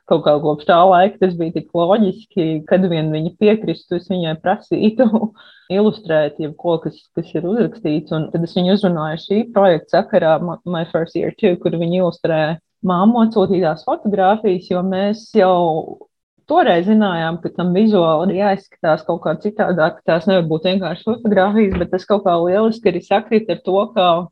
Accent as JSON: {"language": "Latvian", "region": "Riga", "country": "Latvia", "tie": "born or raised there", "also_born_or_lived": "Liepāja / Poznań, Poland", "moved": "as an adult", "lives_now": "Gdańsk, Poland", "said": "Pēc tam mēs pārvācāmies uz Rīgā, kad bija jāsāk mācīties skolā"}